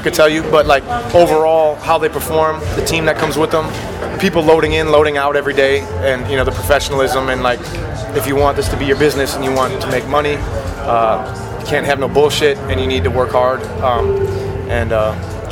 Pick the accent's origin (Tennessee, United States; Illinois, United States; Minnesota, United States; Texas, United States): Minnesota, United States; I'm a Minnesotan